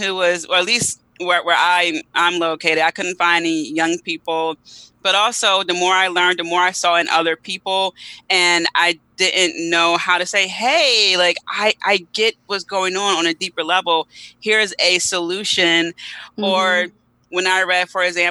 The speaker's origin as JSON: {"language": "English", "town": "Philadelphia", "region": "Pennsylvania", "country": "United States", "tie": "born or raised there", "said": "I'm from Philly, want to say, you know, South Philadelphia, born and raised"}